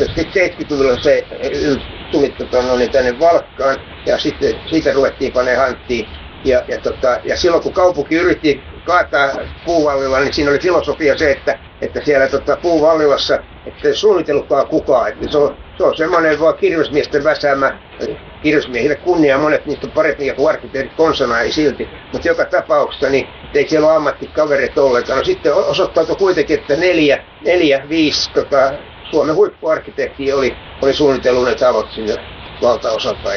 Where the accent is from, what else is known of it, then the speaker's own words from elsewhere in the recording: Helsinki, Uusimaa, Finland; mä muutin pois Hernanista vuonna 1966. Mä olin tässä 50 vuotta pois.